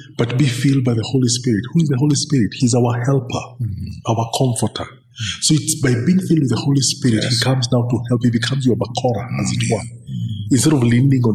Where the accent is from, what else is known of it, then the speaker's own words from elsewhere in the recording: Nairobi, Kenya; I grew up in Eastlands. And back in the 80s, Eastlands, this is like Jericho, this is like Jerusalem, all those, Bahati